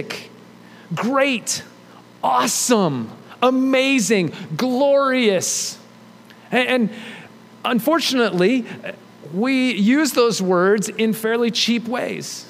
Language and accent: English; United States; we're American